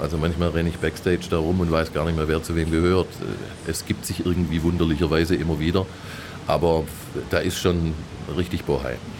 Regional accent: Stuttgart, Baden-Württemberg, Germany; also born or lived in Andalusia; Ich bin hier geboren, ich lebe hier, habe die meiste Zeit meines Lebens in Stuttgart verbracht. Ähm, und ich bin Stuttgarter

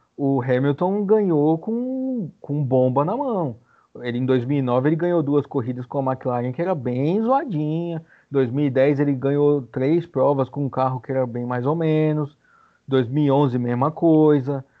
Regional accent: Brazil; a gente é brasileiro um pouco

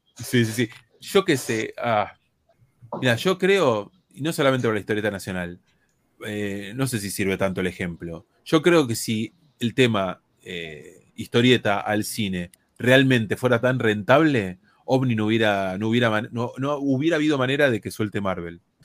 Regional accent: Argentina; somos nosotros argentinos

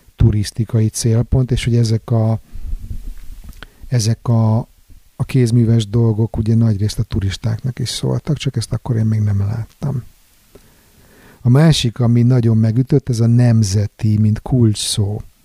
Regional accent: Budapest, Hungary; moved away as an adult; now in Sweden; A szeretett szülővárosom egyébként világszínvonalú bulinegyedé alakult az utóbbi időben

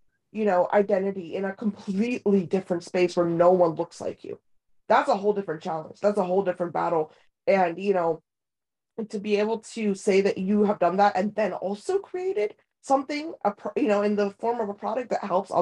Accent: United States; first language Hindi; English is a second language; also born or lived in India; my parents brought me to America when I was like, what, 5 years old

